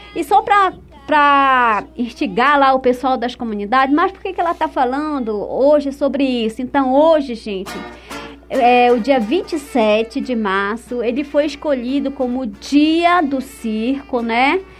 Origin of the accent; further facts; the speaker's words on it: Altamira, Pará, Brazil; now in Santarém, Brazil; Eu, eu vivo, nasci em Santarém, aliás, nasci em Altamira, vivi em Santarém